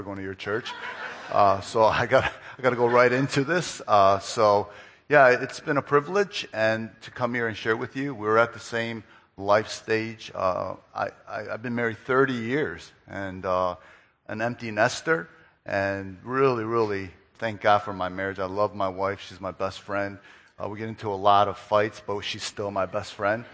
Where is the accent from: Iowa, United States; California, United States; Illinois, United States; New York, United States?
Illinois, United States; Chicago; also born or lived in Philadelphia, Pennsylvania; I am from Philadelphia, but I grew up here in the Chicago area. I went to Niles West, played soccer.